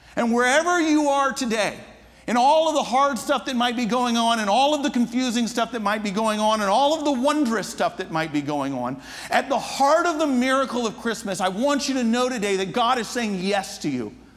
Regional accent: Atlanta, Georgia, United States; I'm from the States. From it, I grew up in Atlanta

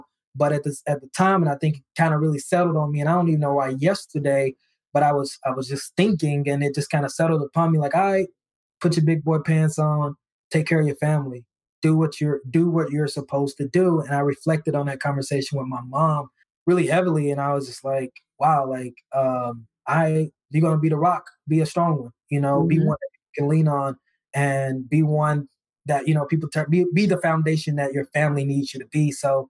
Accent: the South, United States; I grew up in the South, so of course I'm big on church

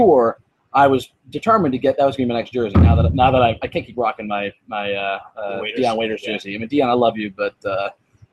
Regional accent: Cleveland, Ohio, United States; I'm from Cleveland

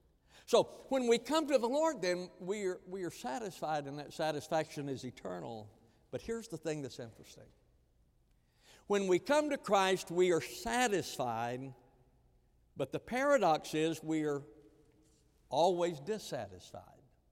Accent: Texas, United States; Because I didn't grow up in this culture. I grew up out west in West Texas, and so the culture was different.

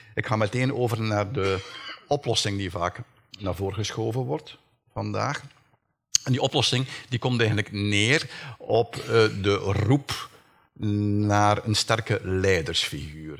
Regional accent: Flanders, Belgium; bij ons in Vlaanderen

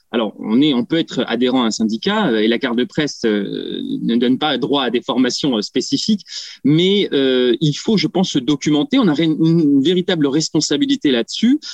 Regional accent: France; chez nous en France

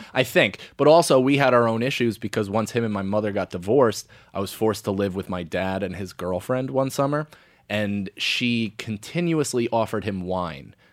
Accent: United States; also born or lived in West Point, New York; grew up right outside of West Point for the first nine years of my life

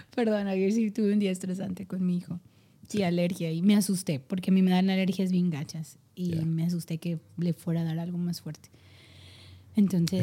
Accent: Mexico; Si soy mexicano

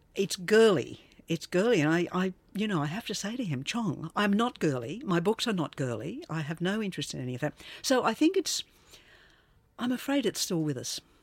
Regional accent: Australia; also born or lived in London; I am Australian

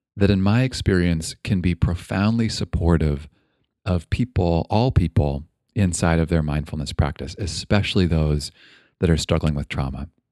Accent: Toronto, Ontario, Canada; now in Bay Area, California, United States; I grew up in Toronto

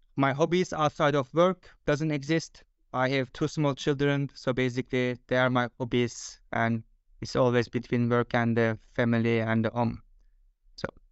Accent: Turkey; moved away as an adult; now in Denmark; I am originally from Turkey, but I have been living in Denmark for last fifteen years.

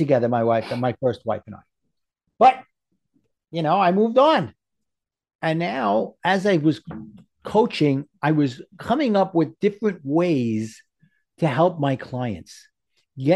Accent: New York, United States; accent: New York; my New York accent

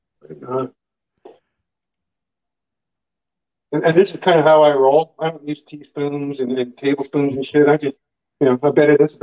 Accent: Alberta, Canada; I was raised in Alberta, which is the Texas of Canada

